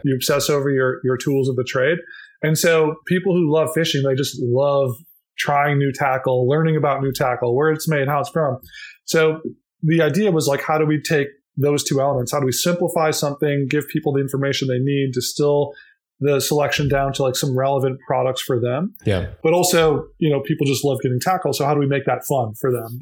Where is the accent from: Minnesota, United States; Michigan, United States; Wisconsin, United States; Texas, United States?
Minnesota, United States; I grew up in Minnesota